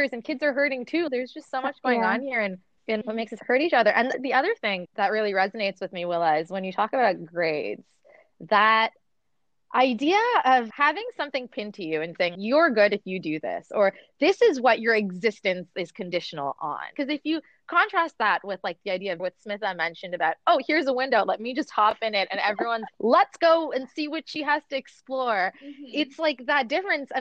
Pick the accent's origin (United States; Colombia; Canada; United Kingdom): Canada; Toronto, Ontario; also born or lived in Dubai; I grew up in Canada after I moved to Toronto from Dubai. I was 6 years old